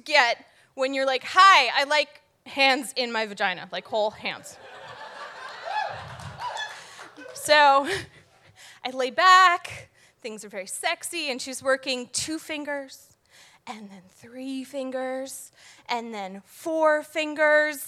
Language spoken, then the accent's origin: English; Connecticut, United States; now in Providence, United States; I'm from Connecticut